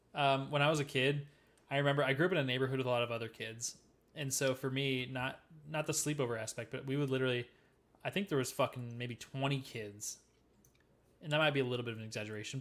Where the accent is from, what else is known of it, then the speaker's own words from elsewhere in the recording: Midwest, United States; I'm a Midwesterner